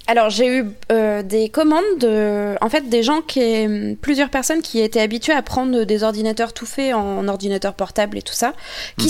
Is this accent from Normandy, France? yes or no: yes; Normandy, France; je suis normande